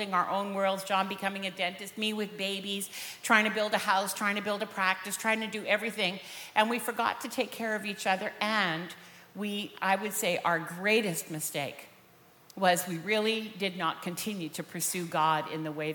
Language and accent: English; Vancouver, British Columbia, Canada; We're both from Vancouver, born and raised there